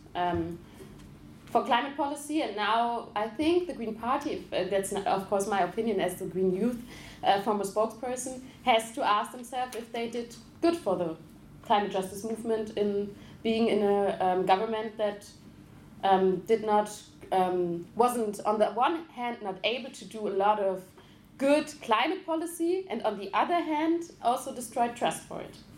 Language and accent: English; Ruhr area, North Rhine-Westphalia, Germany; I come from Ruhrgebiet, it's like Dortmund, Essen